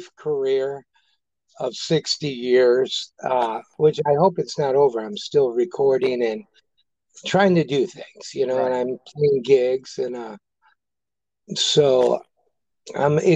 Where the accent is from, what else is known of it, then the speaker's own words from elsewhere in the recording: St. Louis, Missouri, United States; we grew up in North St. Louis in Ferguson on a street called Highmount